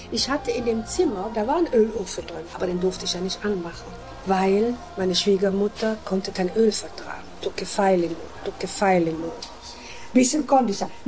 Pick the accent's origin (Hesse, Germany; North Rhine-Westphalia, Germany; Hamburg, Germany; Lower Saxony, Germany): North Rhine-Westphalia, Germany; Frechen; Ich war also aus Frechen noch nie rausgekommen, außer bei C und A, aber noch nie irgendwo ausgegangen.